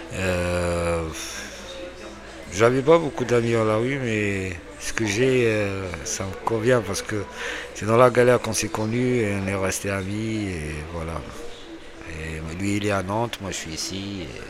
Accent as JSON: {"language": "French", "country": "Algeria", "moved": "as an adult", "lives_now": "France", "said": "je viens d'Algérie. Ça fait deux ans. Ma vie, elle était en Algérie"}